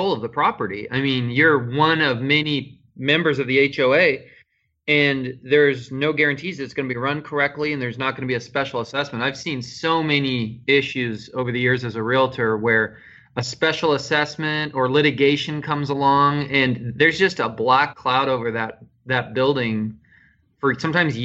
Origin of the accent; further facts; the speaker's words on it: just outside of Salem, Oregon, United States; I grew up down just outside of Salem. So, and spent the better part of my first, you know, couple decades of my life down there.